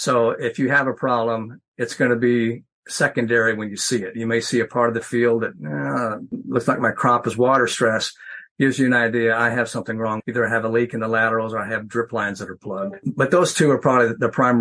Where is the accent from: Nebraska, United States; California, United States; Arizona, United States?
Nebraska, United States; Western; moved away; also born or lived in Missouri; I grew up in Western Nebraska